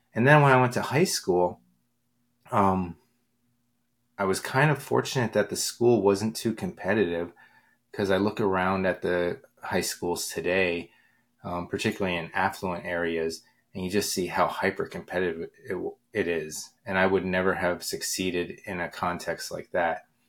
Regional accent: Pottsville, Pennsylvania, United States; moved away as an adult; I moved back to my hometown uh, of Pottsville in seventh grade

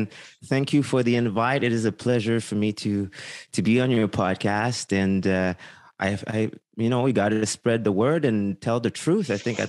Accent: Quebec, Canada; I mean, I'm from Quebec, as you know

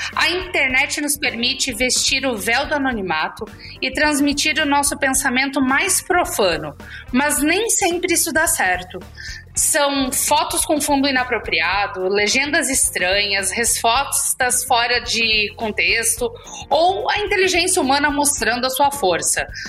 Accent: Chapecó, Santa Catarina, Brazil; eu sou do interior de Santa Catarina, eu sou de Chapecó, crescida lá. Não nasci lá, mas cresci lá, passei a vida inteira

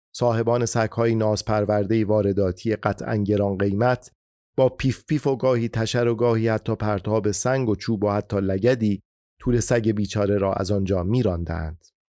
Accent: Iran; همه ما ایرانی هستیم

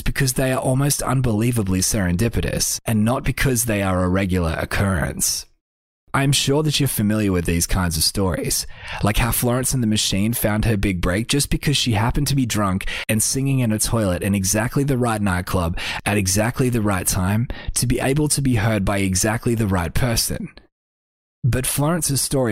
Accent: Australia; I'm just an Australian artist

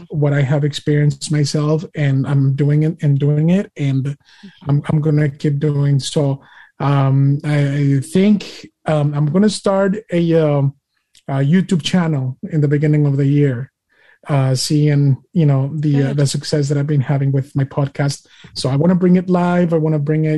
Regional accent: Mexico; now in United States; I am Mexican American.

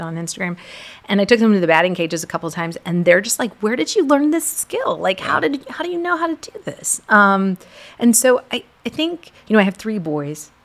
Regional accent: Portland, Texas, United States; first language English; now in Richmond, United States; I grew up in a small town. Well, I was in seventh grade in Portland, Texas.

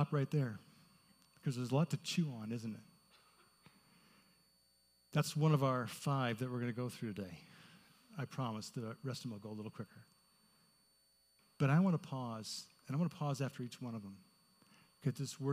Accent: Indianapolis, Indiana, United States; I grew up in Indianapolis

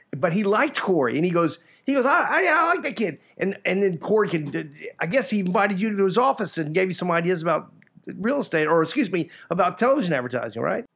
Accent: Sanford, Florida, United States; also born or lived in Mississippi; I was born and raised in Sanford, Florida

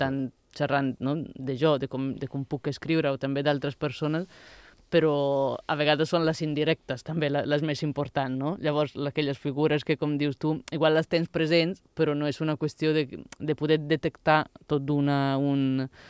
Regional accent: Italy; Catalan is a second language; moved away as an adult; also born or lived in Barcelona; now in Mallorca, Spain; vaig deixar Itàlia quan en tenia, quan tenia 20 anys

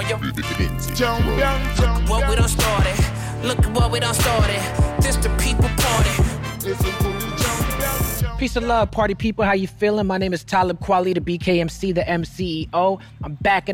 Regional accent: New York, United States; I grew up in New York

